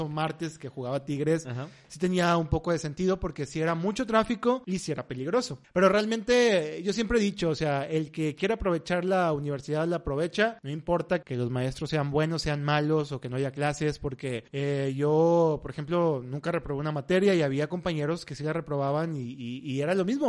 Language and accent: Spanish; Monterrey, Nuevo León, Mexico; somos regios